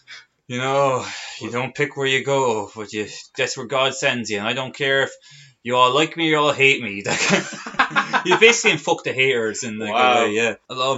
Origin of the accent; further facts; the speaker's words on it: Carlow, Leinster, Ireland; I'm from Carlow, and we're recording this in …'s house, actually, in Blackrock